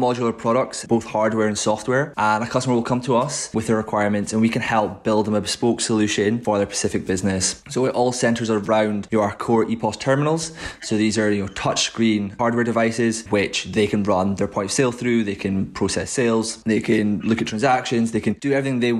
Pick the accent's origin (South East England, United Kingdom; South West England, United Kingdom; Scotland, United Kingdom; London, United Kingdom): Scotland, United Kingdom; Aberdeen; moved away as an adult; now in Edinburgh, United Kingdom; I'm originally from Aberdeen.